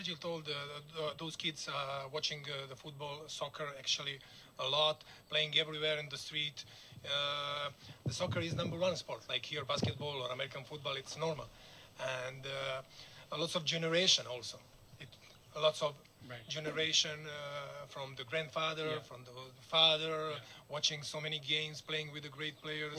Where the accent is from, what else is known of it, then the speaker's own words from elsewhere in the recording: Serbia; English is a second language; moved away as an adult; I came 6 months ago from Serbia to work here with Barikas FC.